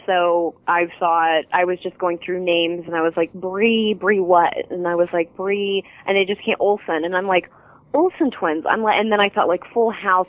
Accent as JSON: {"language": "English", "town": "Fort Wayne", "region": "Indiana", "country": "United States", "tie": "born or raised there", "moved": "yes", "said": "Fort Wayne people because they're like my that's my hometown."}